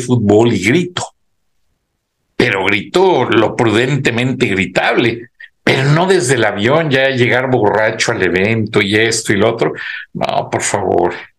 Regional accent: Mexico; moved away; uno tiene su raíz mexicana y uno dice, pues soy mexicano, total, con nacionalidad americana

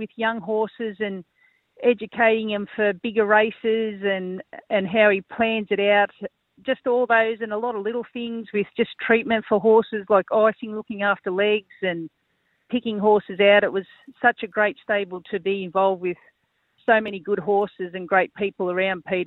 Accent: Albury, New South Wales, Australia; born and bred in Albury, local girl.

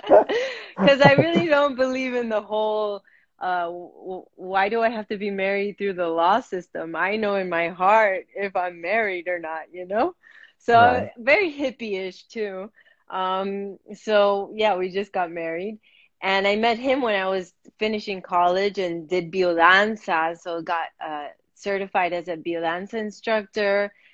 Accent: Miami, Florida, United States; first language Spanish; moved away as an adult; also born or lived in Bogota, Colombia / Medellin, Colombia; I was born in Miami and I was raised in Miami

